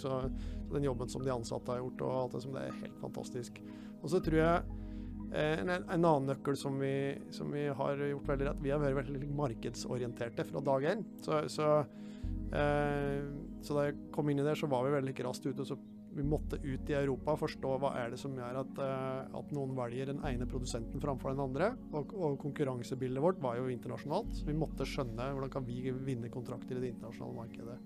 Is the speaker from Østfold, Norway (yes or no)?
no; Flisa, Innlandet, Norway; now in Høvik, Norway; jeg kommer jo opprinnelig fra Flisa, da, så selv om jeg bor i, på Høvik nå, så er det ganske lett å høre at jeg ikke har vokst opp der.